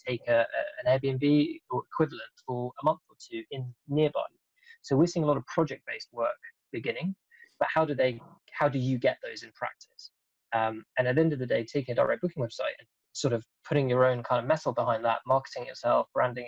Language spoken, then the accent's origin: English; Denmark; I'm actually from Denmark